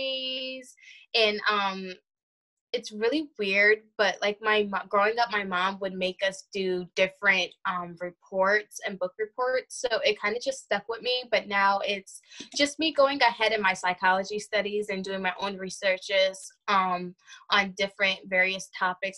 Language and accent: English; Hudson Valley, New York, United States; I am 28 years old, and I'm from Hudson Valley, New York